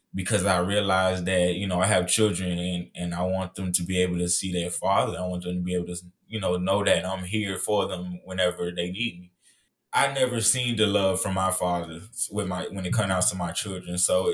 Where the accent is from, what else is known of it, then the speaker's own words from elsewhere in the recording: Miami, Florida, United States; I was born and raised in Miami, Florida, so, you know, it was really hard, you know, growing up there.